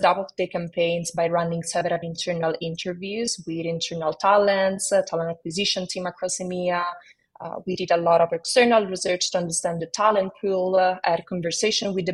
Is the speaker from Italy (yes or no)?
yes; Rome, Lazio, Italy; accent: Italian; moved away; you might detect a hint of an Italian accent in my voice. That's because I hail from Rome, Italy, where I spent my early years.